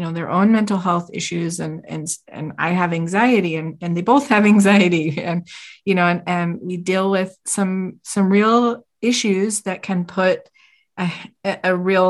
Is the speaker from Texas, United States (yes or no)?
no; Utah, United States; We're from Utah. We live in a gorgeous state